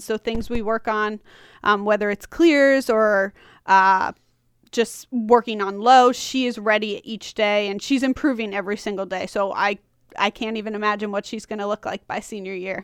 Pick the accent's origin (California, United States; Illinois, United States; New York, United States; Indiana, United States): New York, United States; Long Island; moved away as an adult; also born or lived in Washington County, Maryland / Frederick County, Maryland; now in Maryland, United States; I'm from Long Island